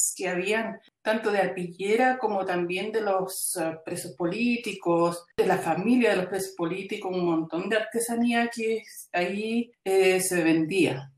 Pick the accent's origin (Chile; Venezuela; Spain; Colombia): Chile; now in Belgium; yo salí eh, de Chile en el año 73, eh, luego en el 78 recién pudimos entrar a Chile